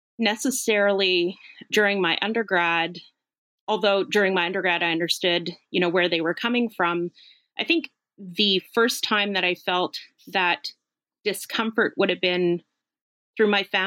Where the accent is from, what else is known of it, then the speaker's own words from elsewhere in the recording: Sudbury, Ontario, Canada; moved away as an adult; also born or lived in Dokis First Nation, Ontario / Toronto; I did grow up, I was raised in Sudbury, but I spent most weekends and summers in Doki's.